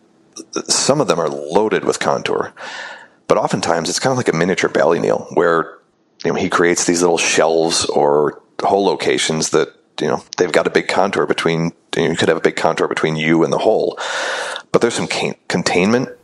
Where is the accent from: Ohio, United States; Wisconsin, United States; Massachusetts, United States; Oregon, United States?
Wisconsin, United States; Oshkosh; I grew up in Oshkosh, which is not a hotbed for golf